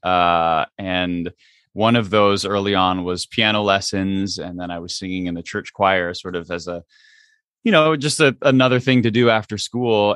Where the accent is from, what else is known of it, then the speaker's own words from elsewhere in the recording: United States; growing up much much, um, more as an, uh, as an American than, than, um, necessarily an Indian